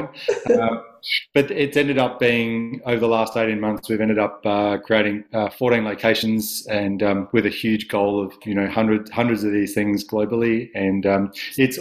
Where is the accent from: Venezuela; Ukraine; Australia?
Australia; Adelaide, South Australia; I was from Adelaide. I had, you know, beautiful parents, and I went to nice schools, and I was very privileged, and I was very lucky to have that upbringing